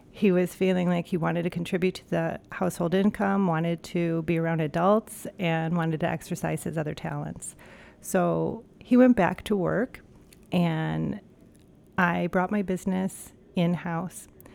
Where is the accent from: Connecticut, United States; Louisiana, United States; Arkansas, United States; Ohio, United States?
Ohio, United States; Cleveland; moved away as an adult; also born or lived in New York; now in Minneapolis, United States; born and raised in Cleveland, Ohio.